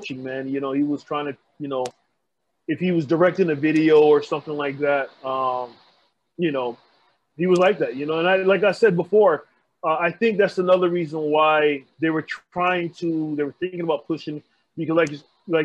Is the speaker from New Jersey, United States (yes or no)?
yes; East Orange, New Jersey, United States; I grew up in East Orange, New Jersey